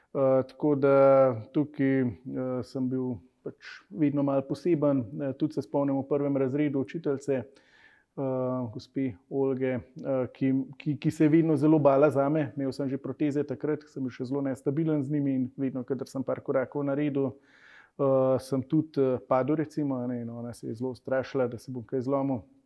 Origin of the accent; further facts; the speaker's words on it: Slovenia; si iz Slovenije